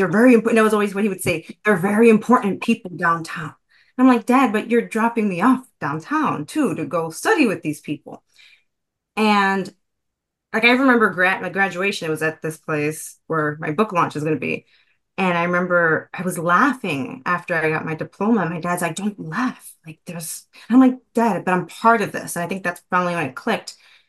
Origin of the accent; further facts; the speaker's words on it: Puerto Rico; born there; And I remember I was born in Puerto Rico.